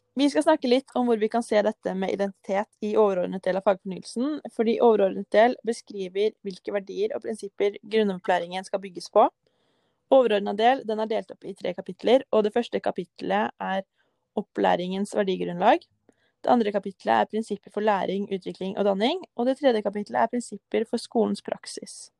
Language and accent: Norwegian; Kløfta, Akershus, Norway; Jeg er jo fra Kløfta. Og rett utenfor Oslo